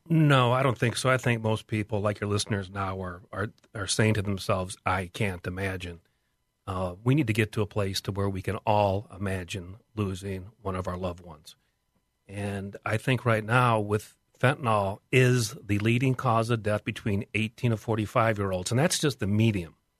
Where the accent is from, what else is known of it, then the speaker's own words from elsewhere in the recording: West Chester, Ohio, United States; I am from Westchester, Ohio